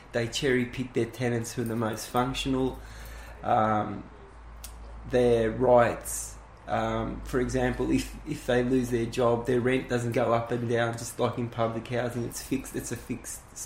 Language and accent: English; Thomastown, Victoria, Australia; also born or lived in Richmond, Victoria; I was born in Richmond. As the family got bigger and they started closing down the factories, my parents moved out to Thomastown